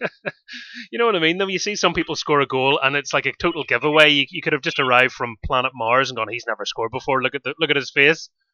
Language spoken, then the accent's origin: English; Carrickfergus, Northern Ireland, United Kingdom; as a Carrick Rangers fan